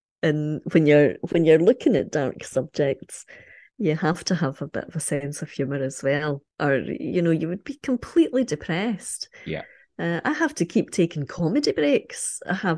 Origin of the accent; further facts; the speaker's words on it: Ayr, Scotland, United Kingdom; because I come from Ayr, which is on the coast, and I have very, very fond memories of being by the sea, walking on the beach